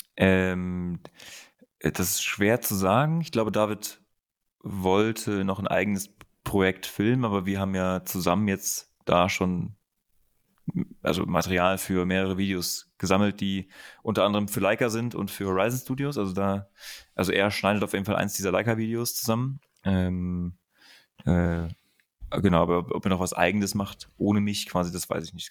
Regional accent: Germany; also born or lived in Berlin; als Deutscher

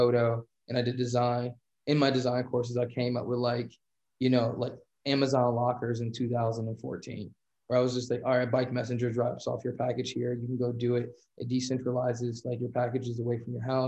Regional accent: Chicago, Illinois, United States; moved away; growing up in Chicago

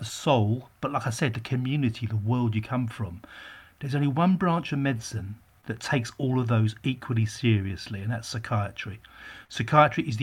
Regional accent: Essex, East of England, United Kingdom; also born or lived in Barking / Whitechapel, London; I was raised in out in Essex in the 60s

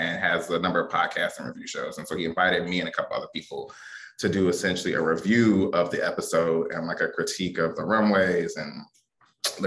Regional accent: Detroit, Michigan, United States; also born or lived in Washington, District of Columbia, United States; now in Philadelphia, United States; I'm from Detroit

